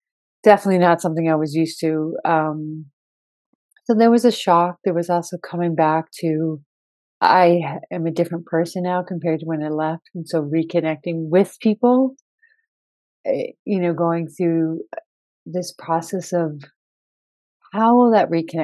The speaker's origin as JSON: {"language": "English", "country": "United States", "tie": "born or raised there", "also_born_or_lived": "Rio de Janeiro, Brazil", "moved": "as an adult", "said": "this is my home country, this is the culture I was born and raised"}